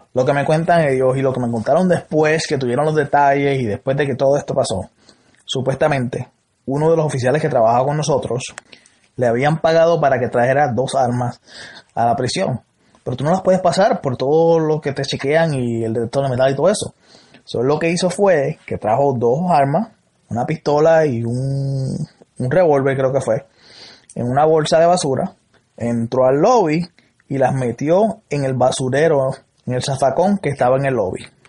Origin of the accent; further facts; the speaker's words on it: Salinas, Puerto Rico; Yo soy de Salinas